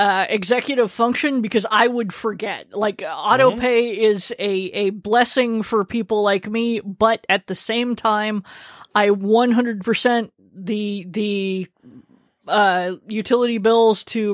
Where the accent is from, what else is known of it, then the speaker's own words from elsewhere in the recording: Yokosuka, Kanagawa, Japan; born there; because I was born abroad on Yokosuka Naval Base